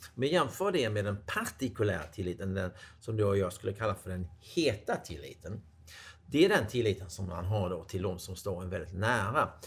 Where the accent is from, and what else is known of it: Sweden